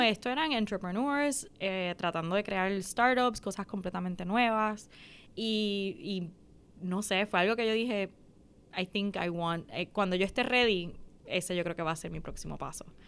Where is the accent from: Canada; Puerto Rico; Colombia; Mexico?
Puerto Rico; Mayagüez; moved away as an adult; also born or lived in New York, United States; Yo me nací, soy nacida y criada en Mayagüez